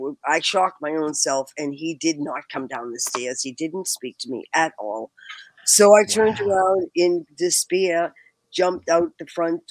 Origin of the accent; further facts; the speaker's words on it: Boston, Massachusetts, United States; moved away as an adult; now in Los Angeles, United States; I'm from Boston